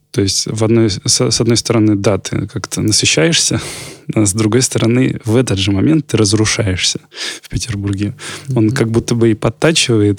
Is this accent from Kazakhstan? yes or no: yes; Almaty, Kazakhstan; also born or lived in Volgograd, Russia; now in Saint Petersburg, Russia; Вот я из Алматы родом